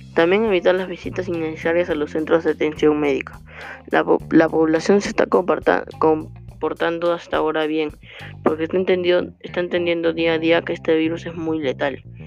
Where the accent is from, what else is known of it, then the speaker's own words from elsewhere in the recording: Peru; tenemos que ayudarnos como peruanos